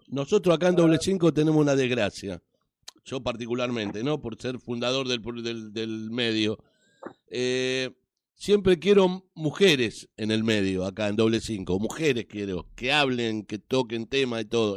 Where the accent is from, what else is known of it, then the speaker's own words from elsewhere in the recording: Avellaneda, Buenos Aires Province, Argentina; yo soy un hombre de Sud, del barrio de Docsud